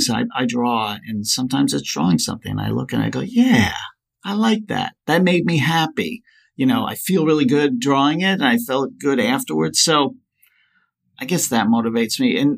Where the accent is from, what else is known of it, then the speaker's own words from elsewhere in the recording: New York, United States; also born or lived in Colorado; Well, I live on Long Island. I grew up in New York and Colorado, so I've been back and forth a little bit.